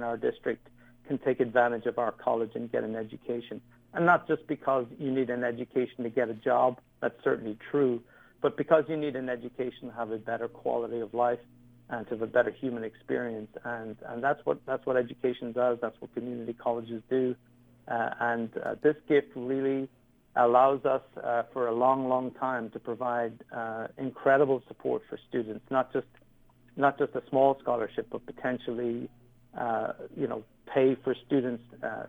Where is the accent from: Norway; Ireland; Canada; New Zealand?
Ireland; moved away as an adult; now in United States; I came from Ireland, where, you know, you were kind of prescribed on what you could do growing up.